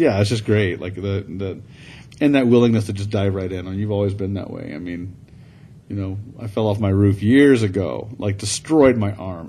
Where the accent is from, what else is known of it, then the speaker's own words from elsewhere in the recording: the South, United States; I'm from the South